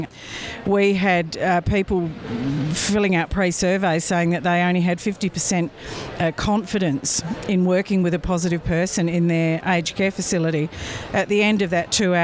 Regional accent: Western Australia, Australia; I'm from Western Australia

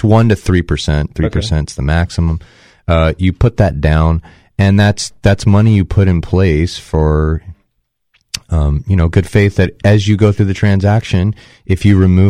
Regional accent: Bay Area, California, United States; moved away; I grew up in the Bay Area

